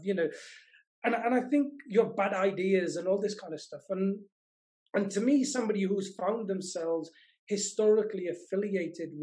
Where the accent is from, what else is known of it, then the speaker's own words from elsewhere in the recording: Welsh mining valleys, Wales, United Kingdom; I grew up in the Welsh mining valleys